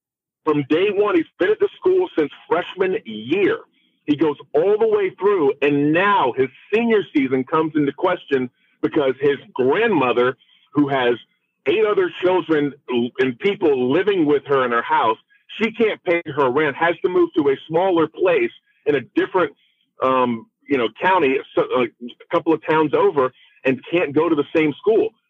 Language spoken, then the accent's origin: English; Florida, United States; I am African American. I grew up in the state of Florida.